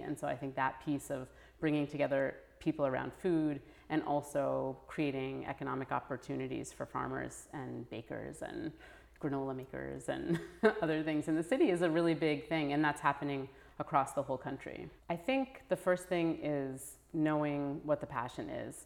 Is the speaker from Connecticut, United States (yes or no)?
yes; New Haven, Connecticut, United States; growing up in New Haven, where there's, you know, it's a very racially and economically mixed city